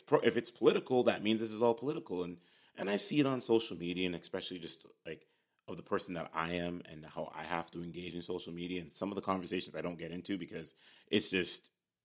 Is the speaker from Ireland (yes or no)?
no; Canada; we're both here from Canada